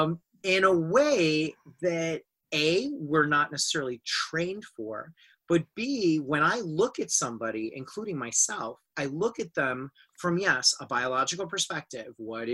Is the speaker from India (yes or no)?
yes; India; I am Indian. I was raised Sufi